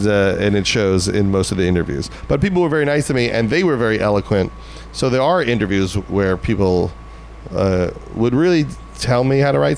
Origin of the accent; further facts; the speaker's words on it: Long Island, New York, United States; I was from Long Island.